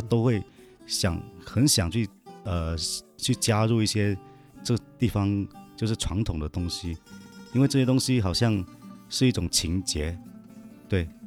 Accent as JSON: {"language": "Chinese", "region": "Guangdong", "country": "China", "first_language": "Teochew", "second_language": "Chinese", "moved": "yes", "lives_now": "Guangzhou, China", "said": "我也是潮汕人嘛，嗯。然后我们也是在广州"}